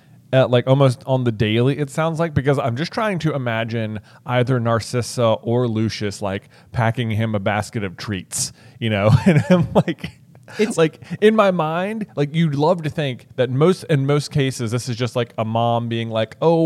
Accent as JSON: {"language": "English", "country": "United States", "said": "as an American"}